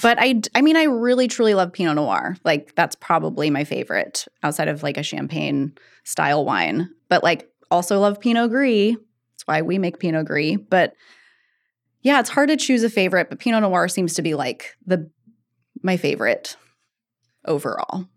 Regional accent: Eugene, Oregon, United States; I'm from Eugene originally.

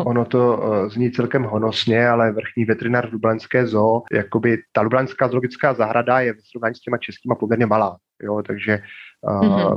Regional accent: Moravia, Czechia; moved away as an adult; now in Ljubljana, Slovenia; pocházím z Moravy, bydleli jsme v domku

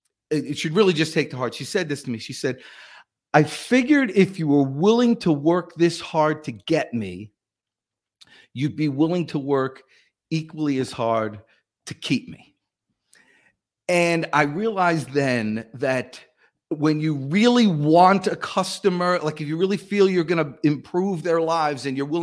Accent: New Jersey, United States; now in Atlanta, United States; I came to Atlanta weekend with a buddy of mine from home. So I came from New Jersey down to Atlanta.

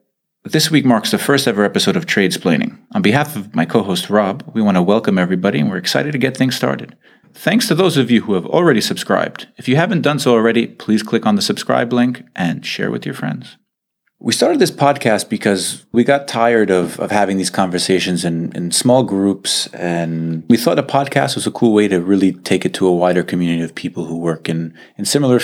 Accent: New York City, New York, United States; accent: Staten Island; moved away as an adult; now in Geneva, Switzerland; Unlike Rob, I'm not from the Midwest. I didn't grow up on a farm with chickens. I actually grew up in Staten Island, New York. And I've been in Geneva for the past 7 years, since 2013

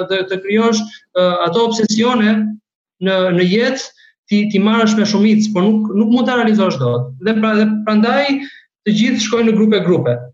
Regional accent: Albania; moved away as an adult; also born or lived in Germany; now in Nuremberg, Germany; ne si shqiptar kemi një një ego shumë të

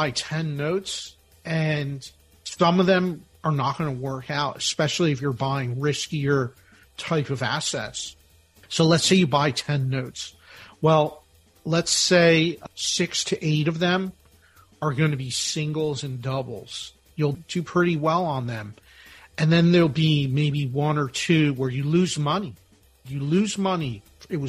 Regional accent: Philadelphia, Pennsylvania, United States; I'm from Philadelphia, the birthplace of our nation

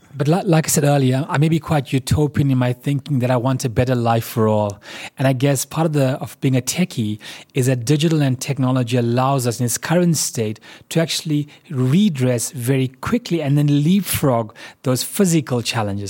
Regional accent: South Africa; as a South African

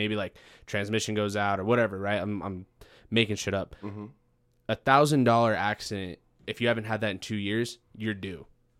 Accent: Farmington, New Mexico, United States; I'm from Farmington, New Mexico.

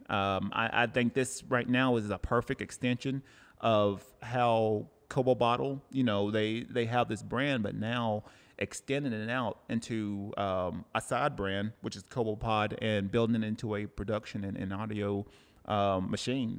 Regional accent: Cleveland, Tennessee, United States; now in Oceanside, United States; Cleveland, Tennessee. That's my hometown.

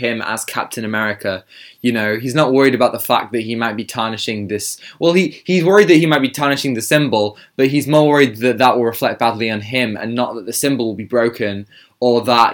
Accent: United Kingdom; I am British

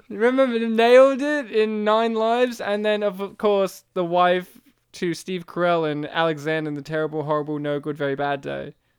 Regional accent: Australia; I was raised in Australia

